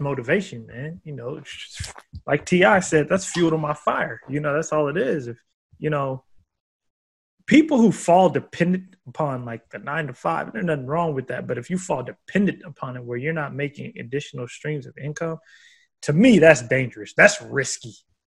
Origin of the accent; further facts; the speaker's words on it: Oregon, United States; moved away; It's in Bend, Oregon. Oh, shit. Yeah, it's from my home state.